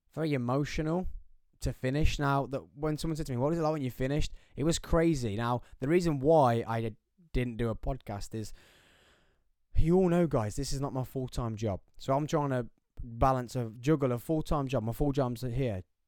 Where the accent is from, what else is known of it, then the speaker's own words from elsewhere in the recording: England, United Kingdom; being English, being British